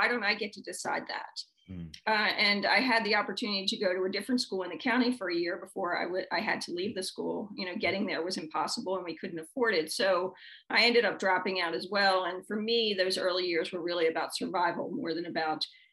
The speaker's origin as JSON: {"language": "English", "town": "Baltimore", "region": "Maryland", "country": "United States", "tie": "born or raised there", "said": "I was born and raised in Baltimore City"}